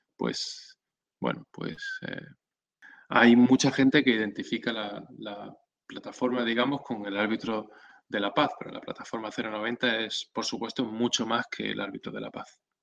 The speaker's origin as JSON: {"language": "Spanish", "town": "Benalmádena", "region": "Andalusia", "country": "Spain", "tie": "born or raised there", "also_born_or_lived": "Córdoba", "said": "en principio en Córdoba, que es donde yo nací, y a los 8 años me vine a, la provincia de Málaga, a Benalmádena, donde vivo ahora"}